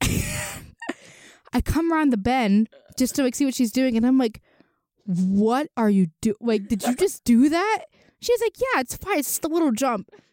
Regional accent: Venezuela; now in State College, United States; I'm from Venezuela

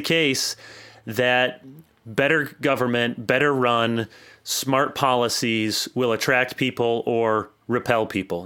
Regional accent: South Holland, Illinois, United States; moved away as an adult; also born or lived in Michigan / Orange City, Iowa; I went to college in, or South Holland, Illinois

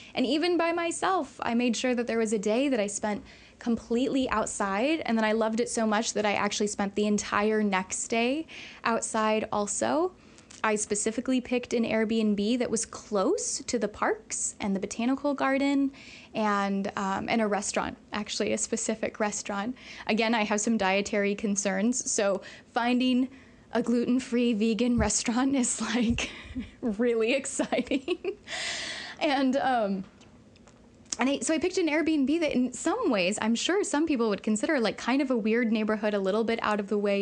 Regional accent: Illinois, United States; we're from Illinois

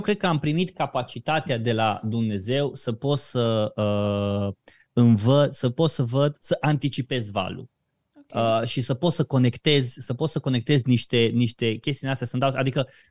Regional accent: Romania; noi ca, ca români

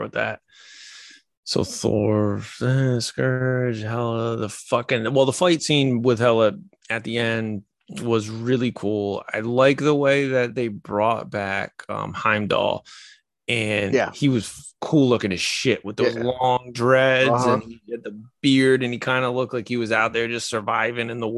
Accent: Pennsylvania, United States; now in Rhode Island, United States; I grew up in Pennsylvania

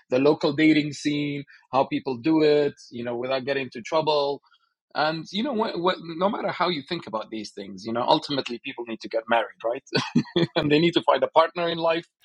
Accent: Sulaymaniyah, Sulaymaniyah Governorate, Iraq; Uh, I'm Kurdish from Slemani. Uh, so, these are the basics of uh, my identity. You know, born 1985.

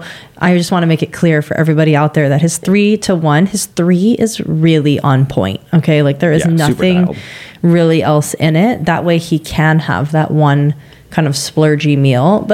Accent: Hawaii, United States; moved away; I'm from Hawaii

